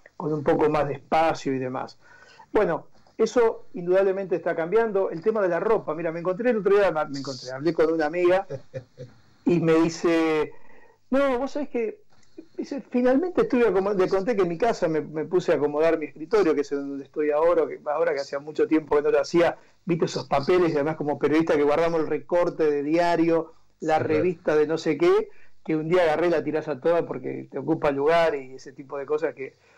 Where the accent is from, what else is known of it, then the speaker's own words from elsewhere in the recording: a town near Rosario, Santa Fe, Argentina; moved away; yo nací en Rosario y estudié en Rosario